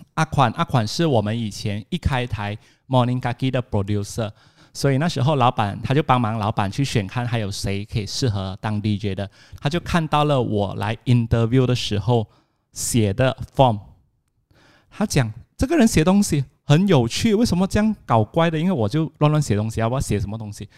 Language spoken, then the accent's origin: Chinese; Alor Setar, Kedah, Malaysia; 我们都是来自阿拉斯加的一个名校，叫吉华